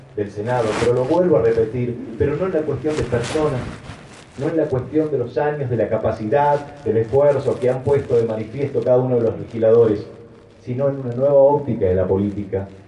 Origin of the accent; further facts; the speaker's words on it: Salta, Argentina; nosotros como salteños